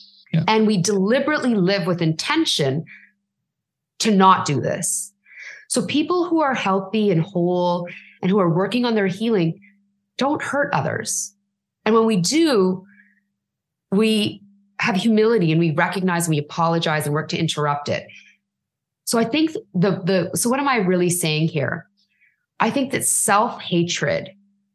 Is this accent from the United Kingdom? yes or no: no; Canada; as a brown girl, as a Canadian, like influenced by British culture